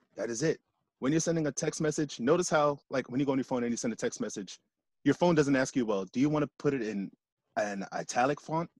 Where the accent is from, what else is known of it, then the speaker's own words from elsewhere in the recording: United States; I grew up here in the States